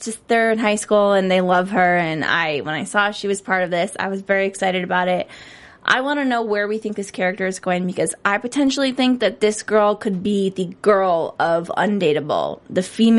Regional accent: Cleveland, Ohio, United States; I'm from Cleveland.

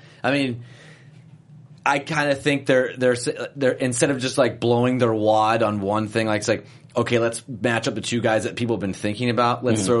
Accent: Columbus, Ohio, United States; he's from my hometown

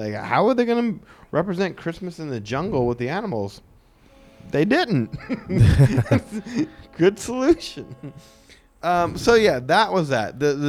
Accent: New Orleans, Louisiana, United States; we're from New Orleans.

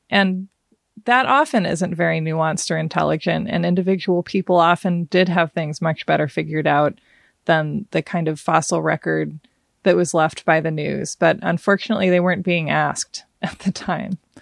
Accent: Portland, Oregon, United States; also born or lived in Hawaii; I grew up, uh, in the country outside Portland, Oregon, kind of in farmy country, um, and then also in Hawaii for several years

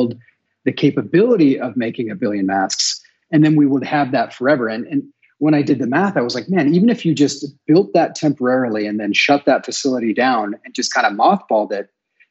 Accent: Duluth, Minnesota, United States; moved away as an adult; there were no manufacturing jobs left in my hometown. In fact, just to put it in perspective, my hometown when my dad was the same age was about 200,000 people. And when I left Duluth, Minnesota

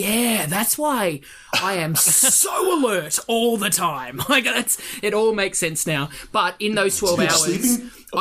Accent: Australia; I'm Australian

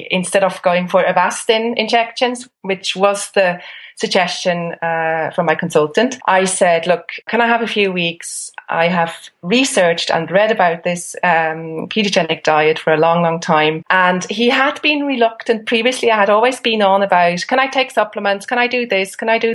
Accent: Switzerland; now in Ireland; I'm from Switzerland, where complementary and alternative therapy is enshrined in the constitution. So I grew up with it.

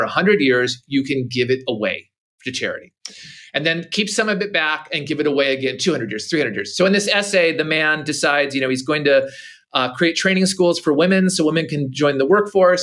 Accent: Minnesota, United States; growing up in Minnesota, I'm a northern, you know, American

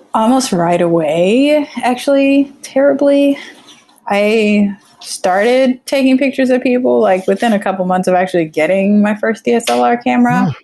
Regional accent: Florida, United States; also born or lived in Trinidad; I grew up in Florida

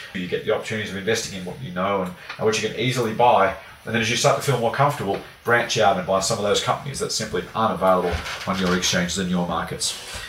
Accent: Australia

